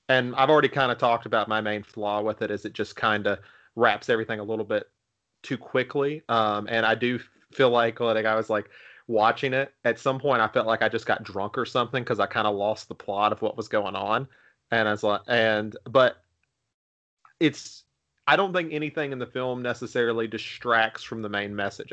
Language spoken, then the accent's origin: English; Virginia, United States; I'm from Virginia